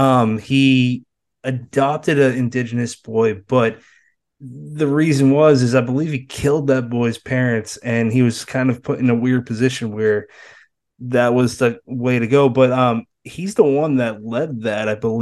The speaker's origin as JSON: {"language": "English", "area": "near Plymouth", "region": "Massachusetts", "country": "United States", "tie": "born or raised there", "said": "Brennan, Erika E., and myself are from New England. Brennan and I grew up right near Plymouth."}